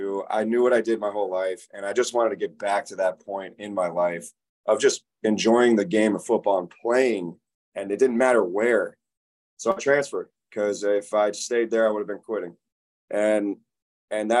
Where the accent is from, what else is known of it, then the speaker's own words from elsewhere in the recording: Tampa, Florida, United States; I grew up in Tampa and played football since I was 8.